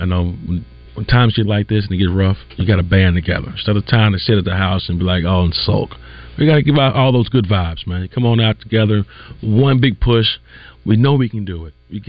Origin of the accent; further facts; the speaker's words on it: the South, United States; I grew up in the South, baby.